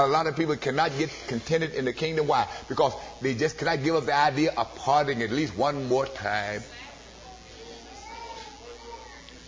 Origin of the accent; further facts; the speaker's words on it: Arkansas, United States; moved away; also born or lived in Los Angeles; my hometown in Arkansas